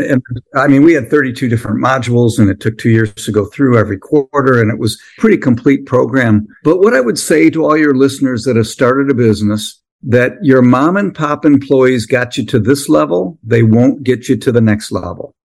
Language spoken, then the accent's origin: English; Midwest, United States; I came from the Midwest